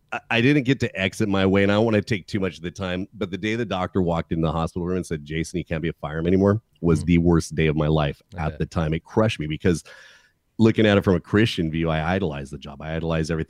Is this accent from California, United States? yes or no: yes; California, United States; I'm from California